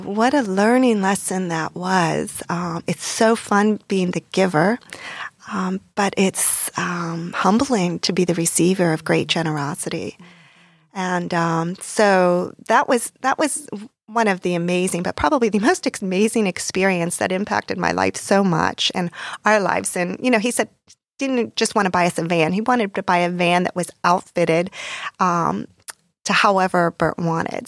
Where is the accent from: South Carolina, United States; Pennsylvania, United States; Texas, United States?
Pennsylvania, United States; Pittsburgh; moved away as an adult; also born or lived in New York metropolitan area; now in South Florida, United States; I grew up in Pittsburgh, Pennsylvania